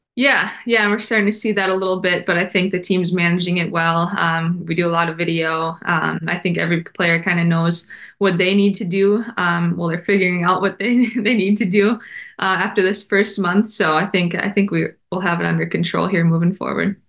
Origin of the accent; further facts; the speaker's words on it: Minnesota, United States; my home state